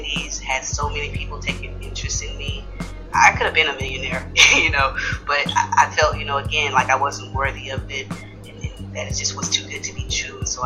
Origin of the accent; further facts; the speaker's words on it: Houston, Texas, United States; also born or lived in Third Ward, Houston; being from the same place he's from, I'm from Fifth Ward, but I also spent time in Third Ward as a kid